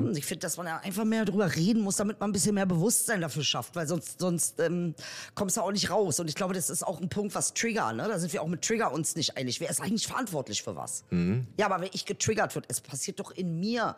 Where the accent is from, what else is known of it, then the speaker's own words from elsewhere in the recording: Berlin, Germany; ich bin Berliner